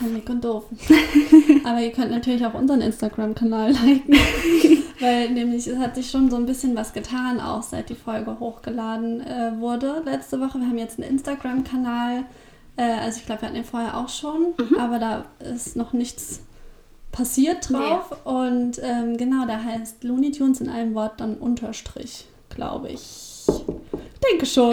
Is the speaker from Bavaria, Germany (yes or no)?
no; Rhine-Main area, Hesse, Germany; now in Braunschweig, Germany; das ist äh, so die Frankfurt-Hanau-Ecke